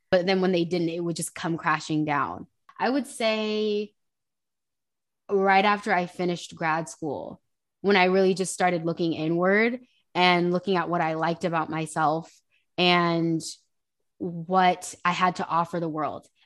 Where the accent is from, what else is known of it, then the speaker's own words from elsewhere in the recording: Hayward, California, United States; also born or lived in Union City; So I originally I kind of hopped around a lot as a kid. Um, I spent some time in Hayward, Union City. It, it's literally like a slew of cities, but um, the Bay Area.